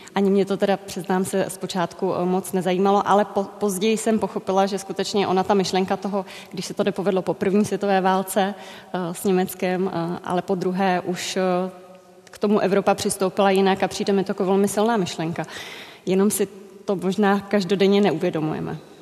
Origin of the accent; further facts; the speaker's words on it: Czechia; z Česka